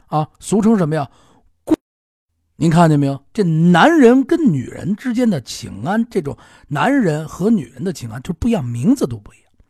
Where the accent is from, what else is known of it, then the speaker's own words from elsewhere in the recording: Beijing, China; 咱们北京